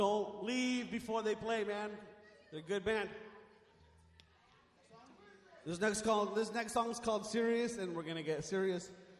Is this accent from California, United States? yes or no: yes; Compton, California, United States; I'm sorry, I'm not cool, I'm from Compton.